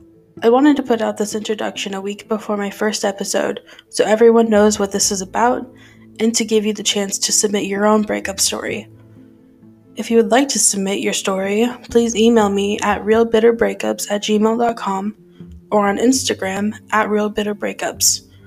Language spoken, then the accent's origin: English; California, United States; I'm 25 from California.